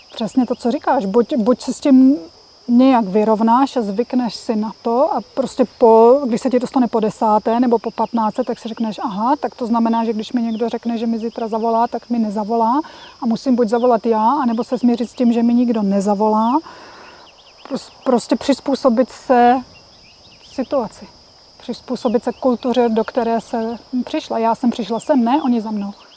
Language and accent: Czech; Czechia; moved away